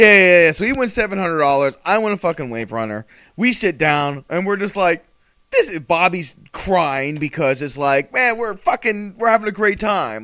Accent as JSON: {"language": "English", "region": "South Florida", "country": "United States", "said": "we're professional wrestlers from South Florida"}